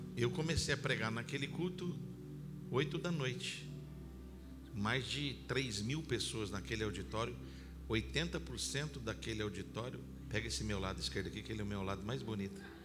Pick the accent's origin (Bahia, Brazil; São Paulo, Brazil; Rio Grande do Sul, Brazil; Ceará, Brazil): São Paulo, Brazil; Campinas; Eu sou de Campinas, aqui do interior do estado